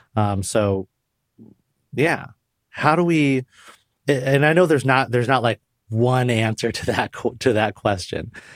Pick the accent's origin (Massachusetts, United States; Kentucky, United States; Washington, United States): Washington, United States; Puyallup; I grew up Puerto Rican in Western Washington State in the nineteen eighties